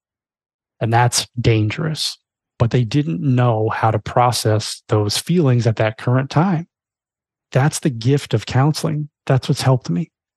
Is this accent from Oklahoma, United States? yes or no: no; Florida, United States; moved away; I grew up in Florida my whole life